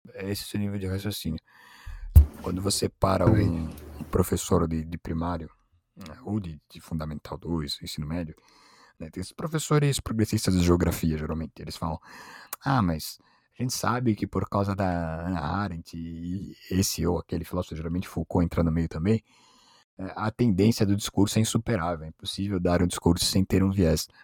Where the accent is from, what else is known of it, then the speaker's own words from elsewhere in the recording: São Paulo, Brazil; nem sou de lá, sou de São Paulo